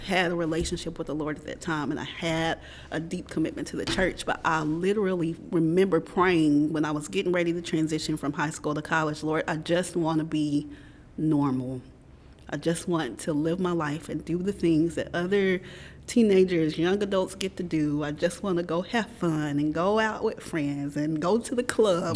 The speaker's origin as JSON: {"language": "English", "region": "Middle Tennessee", "country": "United States", "tie": "born or raised there", "also_born_or_lived": "Nashville, Tennessee / Columbia, Tennessee", "moved": "as an adult", "lives_now": "Knoxville, United States", "said": "I grew up in Middle Tennessee. Um, so spent elementary school formative years in Nashville. Uh-oh and um, middle school, high school, about 45 minutes south in Columbia, Tennessee"}